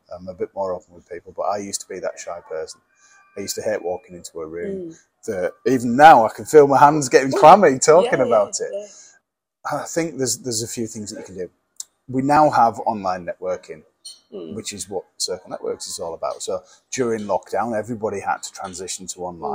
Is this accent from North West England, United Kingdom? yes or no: yes; Lake District, North West England, United Kingdom; I'm from the Lake District.